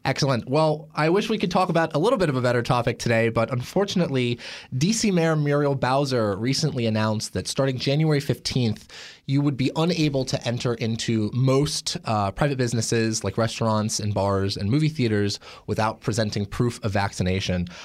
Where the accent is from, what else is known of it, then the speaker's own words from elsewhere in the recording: Portland, Oregon, United States; my hometown of Portland, Oregon